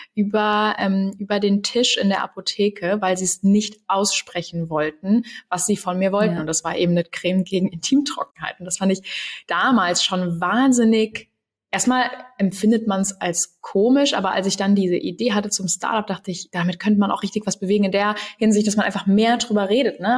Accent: Cologne, North Rhine-Westphalia, Germany; Ich komme ja eigentlich aus Köln

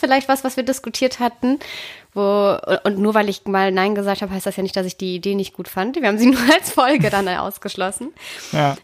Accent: Konstanz, Baden-Württemberg, Germany; ich bin ja in der Nähe der Schweizer Grenze groß geworden

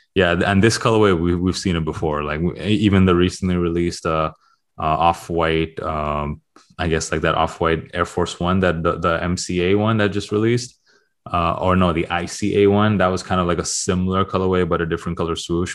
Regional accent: Toronto, Ontario, Canada; moved away; I am from Toronto

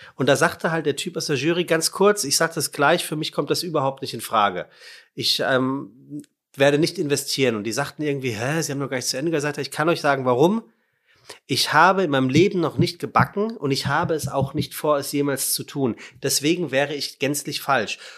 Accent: Frankfurt, Hesse, Germany; ich bin ja Frankfurter

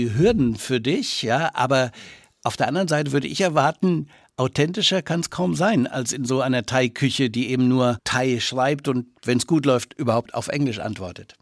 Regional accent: Franconia, Bavaria, Germany; Als Franke

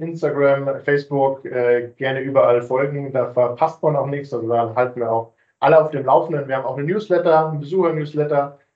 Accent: Munich, Bavaria, Germany; Ich bin tatsächlich gebürtiger Münchner

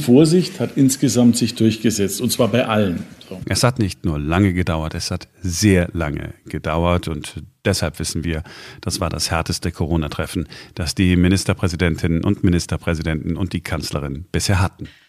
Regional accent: Duisburg, North Rhine-Westphalia, Germany; bei uns in Duisburg

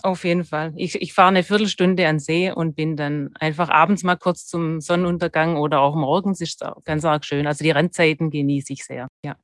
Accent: Stuttgart, Baden-Württemberg, Germany; accent: Swabian; moved away as an adult; also born or lived in Freiburg; now in Vorarlberg, Austria; Also ich habe in, in Stuttgart bin ich aufgewachsen, was man immer noch hört

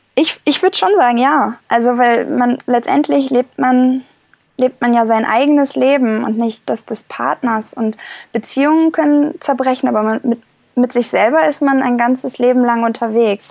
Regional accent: Germany; Ich war ja schon mal zehn Monate ähm, nicht in Deutschland und habe woanders gelebt

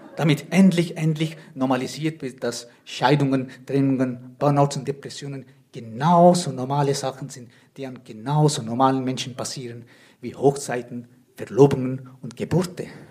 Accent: Switzerland; Ich komme aus der Schweiz, wie man vielleicht hört

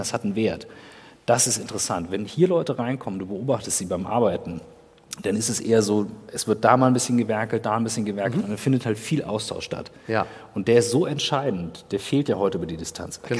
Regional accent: Kiel, Schleswig-Holstein, Germany; bei uns in Kiel

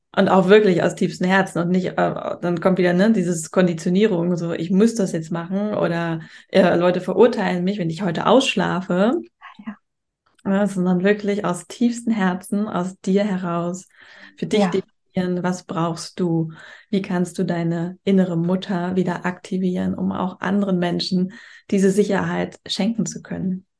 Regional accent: Germany; moved away as an adult; now in Spain; in Deutschland, da wo ich herkomme

